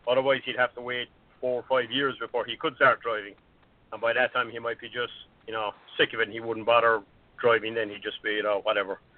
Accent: Ireland; moved away; I'm, I'm from Ireland

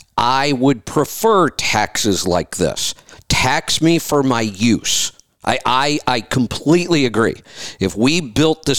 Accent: Ohio, United States; I grew up in Ohio, right near Pennsylvania

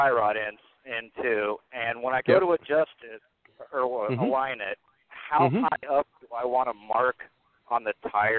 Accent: Wyoming, United States; I'm from Wyoming, but I'm actually closer to Great Falls than I am Wyoming.

